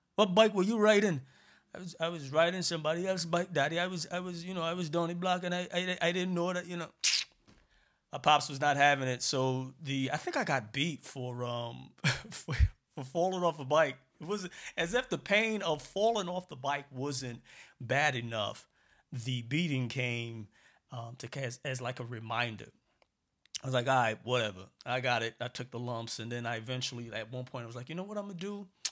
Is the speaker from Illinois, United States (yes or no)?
no; New York City, New York, United States; also born or lived in Barbados; I grew up in Brooklyn, for those of you who don't know. Born in Barbados, came to Brooklyn when I was, like, three years